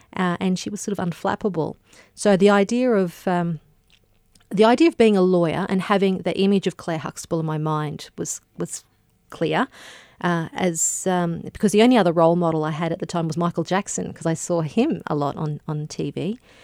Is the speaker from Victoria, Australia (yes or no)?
no; Gympie, Queensland, Australia; when I grew up in Gympie, uh, which is a, a rural town in Queensland